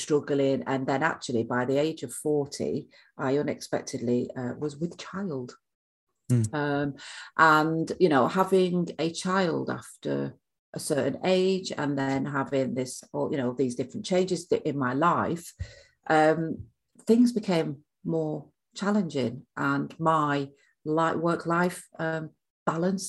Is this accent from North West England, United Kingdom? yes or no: yes; Manchester, North West England, United Kingdom; now in South of England, United Kingdom; I'm from Manchester, so I should be used to the rain